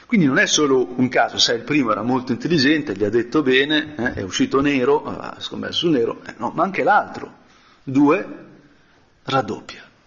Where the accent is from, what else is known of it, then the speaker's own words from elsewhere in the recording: Brianza, Lombardy, Italy; sono brianzolo